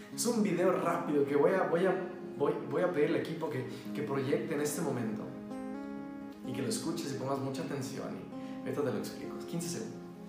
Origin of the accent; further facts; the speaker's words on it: Mexico; somos mexicanos